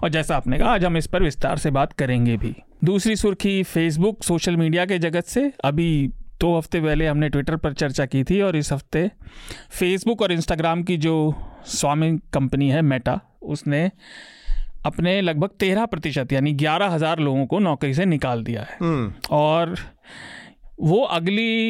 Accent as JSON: {"language": "Hindi", "region": "Uttar Pradesh", "country": "India", "said": "मैं यूपी से आता हूँ"}